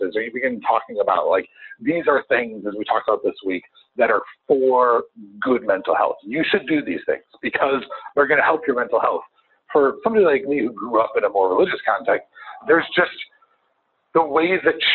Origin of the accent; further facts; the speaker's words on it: Chicago, Illinois, United States; I'm a Chicagoan